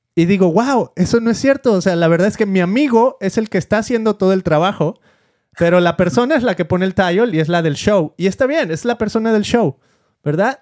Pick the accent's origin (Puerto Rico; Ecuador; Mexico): Mexico; moved away as an adult; now in United States; yo siempre me vine desde México